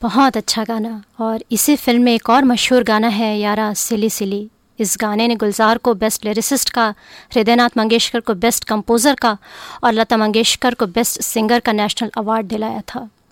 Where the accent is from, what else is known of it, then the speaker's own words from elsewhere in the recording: Mahasamund, Chhattisgarh, India; moved away; also born or lived in Raipur; अपने बचपन की जगह हमेशा साथ लेकर चलते हैं हम और मैं अपने साथ लेकर चलती हूँ मेरे गांव महासमुंद मेरे शहर रायपुर और छत्तीसगढ़ की मिट्टी की खुशबू